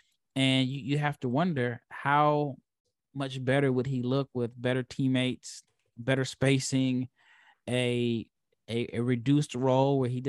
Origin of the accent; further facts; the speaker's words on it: Nebraska, United States; I'm a Husker. I was born and raised in Nebraska.